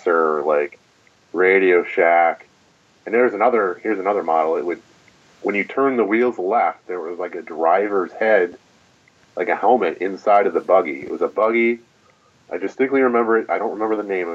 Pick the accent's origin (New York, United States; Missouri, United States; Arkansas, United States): New York, United States; Buffalo; I'm from Buffalo.